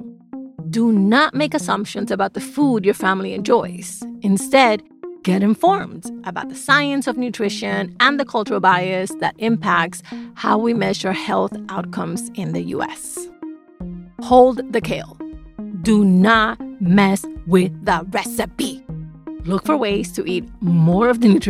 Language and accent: English; New York City, New York, United States; now in North Bethesda, United States; I grew up in the South Bronx.